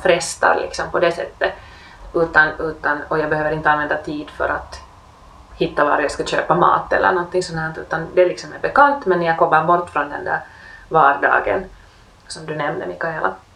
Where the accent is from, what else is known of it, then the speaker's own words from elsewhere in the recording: Helsinki, Uusimaa, Finland; det är ju ändå min hemstad